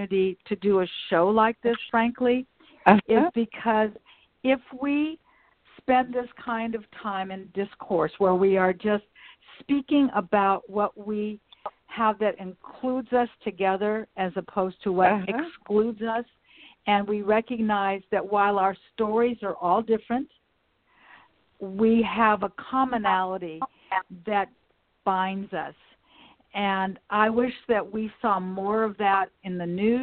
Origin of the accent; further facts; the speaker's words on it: Los Angeles, California, United States; I'm a native. I grew up in Westchester. I went to Westchester High School.